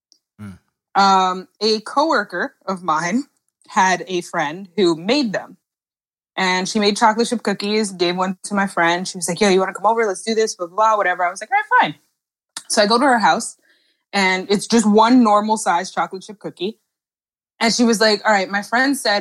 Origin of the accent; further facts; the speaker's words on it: New York, United States; also born or lived in New Jersey; now in Maryland, United States; I live in Maryland. I'm from New York. I went to high school and college in New Jersey.